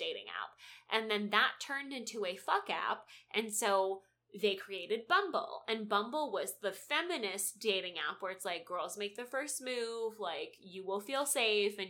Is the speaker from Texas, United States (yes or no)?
yes; Dallas, Texas, United States; I'm from Dallas